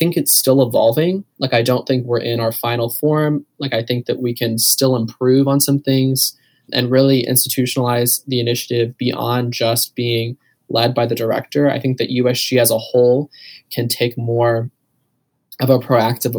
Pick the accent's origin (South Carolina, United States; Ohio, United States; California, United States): Ohio, United States; Canal Fulton; I'm from Canal Fulton, Ohio, so like 45 minutes south